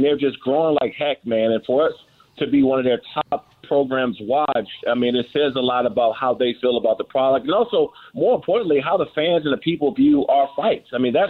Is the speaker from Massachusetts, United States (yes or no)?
no; Maryland, United States; I'm from Prince George's County, Maryland, in Washington, D.C. We grew up around boxers.